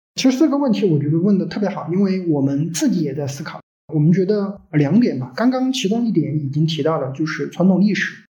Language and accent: Chinese; Sichuan, China; also born or lived in Hangzhou / Guangzhou; 因为我是四川人